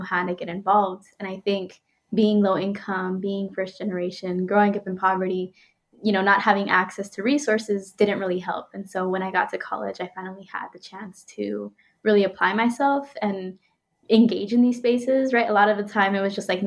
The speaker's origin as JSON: {"language": "English", "town": "Phoenix", "region": "Arizona", "country": "United States", "tie": "born or raised there", "said": "I grew up in Arizona, in the west side of Phoenix"}